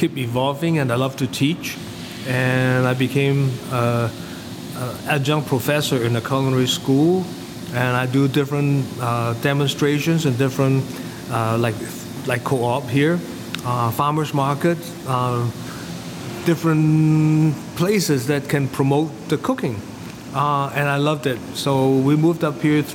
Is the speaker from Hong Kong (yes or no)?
yes; Hong Kong; moved away as an adult; I came from Hong Kong. Came for the college, and I never really worked in Hong Kong